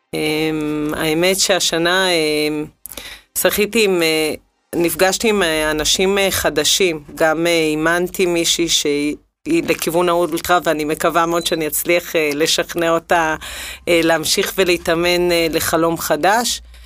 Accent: Israel; גדלתי בקיבוץ

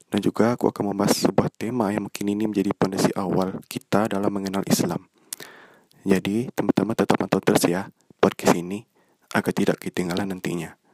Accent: Bukittinggi, West Sumatra, Indonesia; Aku berasal dari Bukit Tinggi dan sekarang menjalani perkuliahan di jurusan Ilmu Komunikasi di salah satu perguruan tinggi negeri yang ada di Kota Padang.

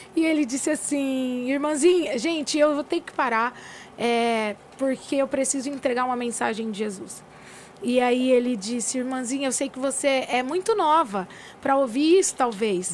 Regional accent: Cardoso, São Paulo, Brazil; born or raised there; also born or lived in São Joaquim da Barra, São Paulo

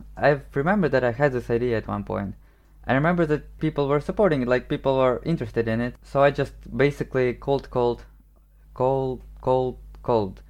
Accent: Ukraine; first language Ukrainian and Russian; English is a second language; now in Warsaw, Poland; I grew up in Ukraine

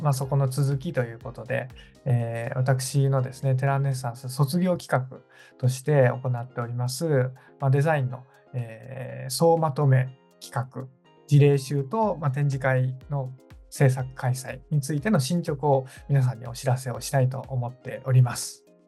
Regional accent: Nagasaki, Japan; moved away; also born or lived in Kumamoto; 故郷の長崎ですね

